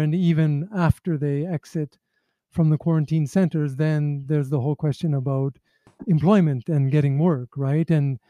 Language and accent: English; Canada; now in Nepal; my home country, Canada